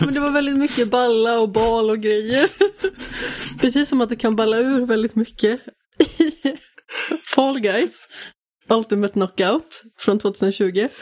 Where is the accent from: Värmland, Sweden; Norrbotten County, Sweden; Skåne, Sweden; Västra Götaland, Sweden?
Västra Götaland, Sweden; Västergötland; som västgöte